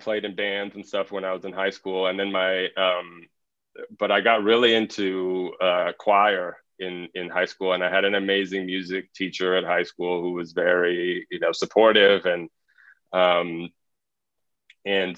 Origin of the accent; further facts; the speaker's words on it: Los Angeles, California, United States; moved away; also born or lived in Miami; I grew up in Los Angeles.